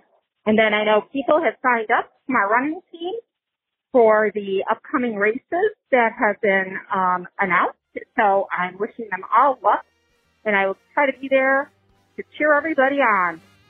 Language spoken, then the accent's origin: English; West Seneca, New York, United States; It's …, formerly of West Seneca, New York. I'm calling in from Epcot.